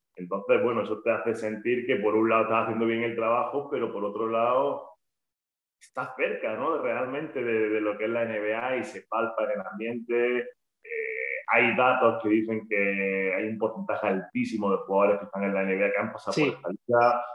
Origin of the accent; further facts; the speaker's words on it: Granada, Andalusia, Spain; en casa, en Granada, de donde yo soy